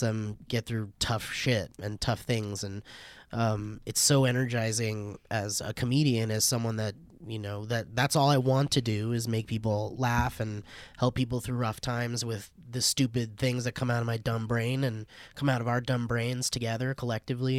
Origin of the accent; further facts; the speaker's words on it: Oxnard, California, United States; my friend Nicole, who I grew up with in Oxnard